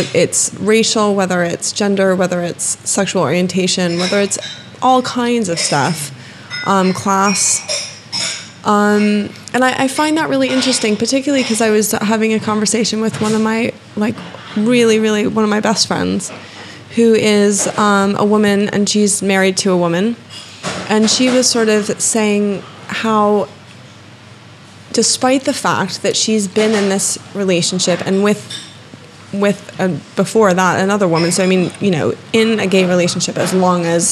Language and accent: English; United States; moved away